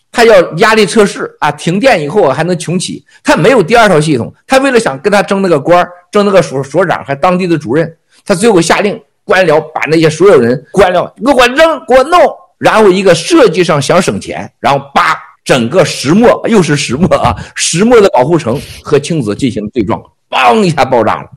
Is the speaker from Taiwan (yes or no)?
no; China; 你们不要恨我们中国人